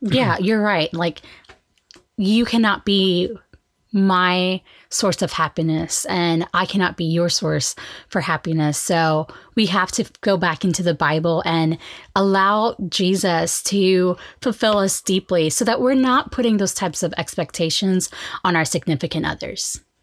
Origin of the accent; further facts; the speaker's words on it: Oklahoma, United States; we are from Oklahoma